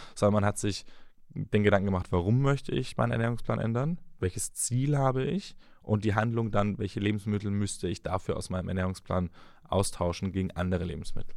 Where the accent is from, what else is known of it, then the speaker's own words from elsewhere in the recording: the South, Southern Germany, Germany; ich komme aus dem Süden, Maultaschen mit Spätzle